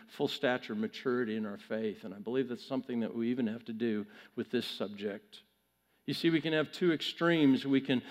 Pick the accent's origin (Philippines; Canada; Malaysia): Canada; moved away; I'm Canadian